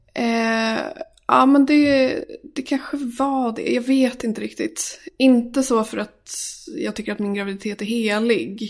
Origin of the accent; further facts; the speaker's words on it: Sala, Västmanland, Sweden; moved away as an adult; Jag är uppvuxen i Sala som ligger utanför Västerås. Och eh, där bodde jag tills jag fyllde 18.